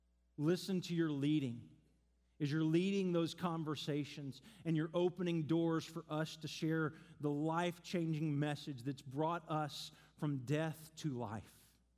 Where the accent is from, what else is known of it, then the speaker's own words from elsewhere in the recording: Seattle, Washington, United States; So we just moved to town. We're from Seattle. We don't really know anyone.